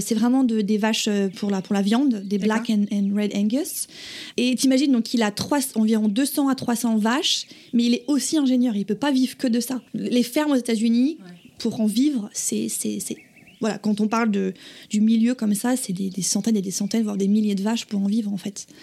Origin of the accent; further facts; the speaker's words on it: Viry, Bourgogne-Franche-Comté, France; moved away as an adult; now in Pepperell, United States; J'ai 26 ans et je viens de Bourgogne, d'un village qui s'appelle Viry, en Saône-et-Loire, au sud euh, de la Bourgogne.